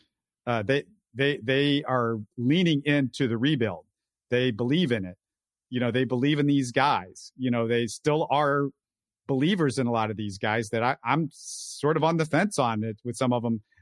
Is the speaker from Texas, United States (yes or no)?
yes; Houston, Texas, United States; I'm from Houston